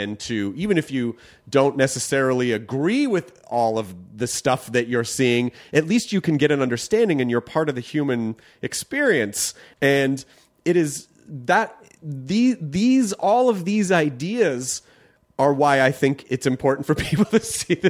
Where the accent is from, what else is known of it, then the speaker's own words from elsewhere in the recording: the South, United States; And you know, like I grew up in the South